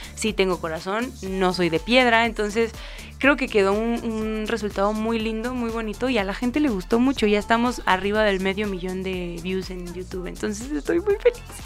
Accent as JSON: {"language": "Spanish", "area": "a small village near Juárez", "region": "Chihuahua", "country": "Mexico", "moved": "yes", "said": "soy de bueno, de un pueblito muy muy chiquito cerca de Juárez, Chihuahua"}